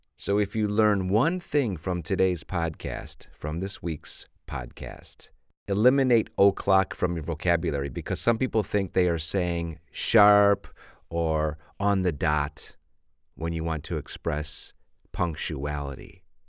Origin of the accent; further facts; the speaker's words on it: Chicago, Illinois, United States; I'm from Chicago, and we have a lot of slush in Chicago